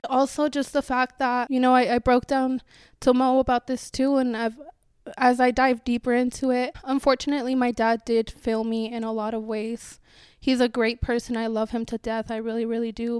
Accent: Chihuahua, Mexico; now in United States; I was born in Chihuahua in Mexico in the winter.

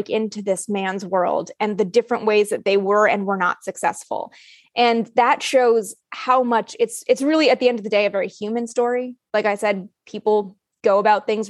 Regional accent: Canada; I'm from Canada

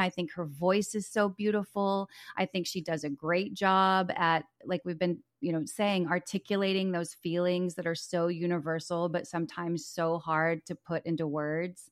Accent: Dallas, Texas, United States; also born or lived in Los Angeles, California; I'm from Dallas.

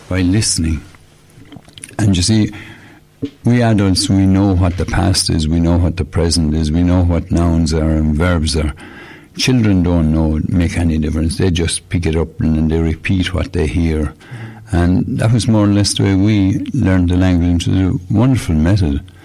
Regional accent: Shanagolden, Munster, Ireland; I was born in Shanagolden

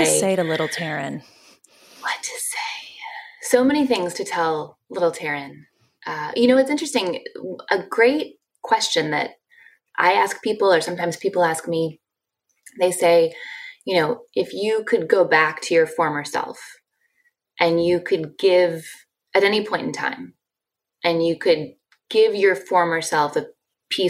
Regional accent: Ann Arbor, Michigan, United States; moved away as an adult; I grew up in Ann Arbor, Michigan, and went to the University of Michigan

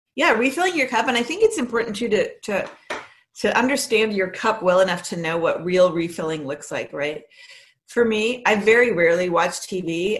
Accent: Andover, Massachusetts, United States; also born or lived in Canada; we moved here, and we lived in Andover, Massachusetts

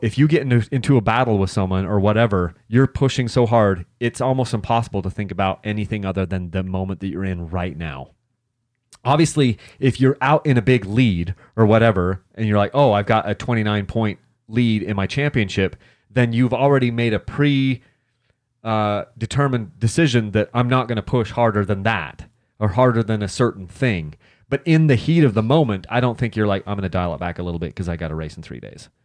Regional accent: Utah, United States; I'm from Utah

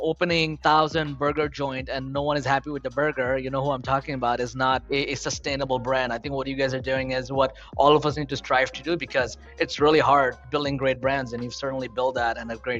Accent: Queens, New York, United States; moved away; I grew up near Queensbridge. I ran to Queensbridge every day. I grew up in the projects since I've been an immigrant since 15, wow, and then worked my way up. But I grew up right next to where … is.

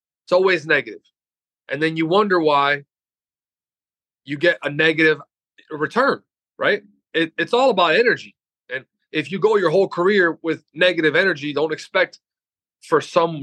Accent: Loxahatchee, Florida, United States; I grew up in Loxahatchee.

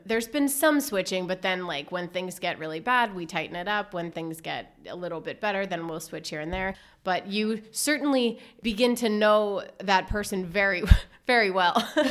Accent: Berks County, Lower Alsace, Pennsylvania, United States; moved away as an adult; also born or lived in Los Angeles, California / Greenville, Mississippi / Washington; I grew up in Berks County in Lower Alsace area

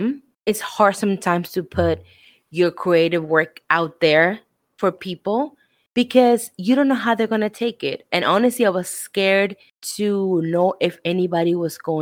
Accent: Argentina; moved away; I am from Argentina

